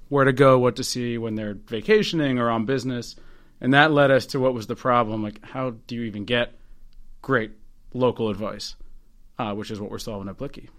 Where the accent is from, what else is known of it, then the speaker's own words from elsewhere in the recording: Northern Virginia, United States; now in Baltimore, United States; Originally from Northern Virginia